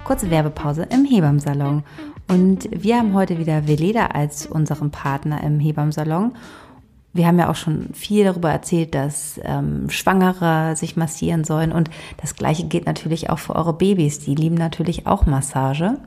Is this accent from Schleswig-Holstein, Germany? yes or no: yes; Schleswig-Holstein, Germany; Und ich bin in Schleswig-Holstein aufgewachsen.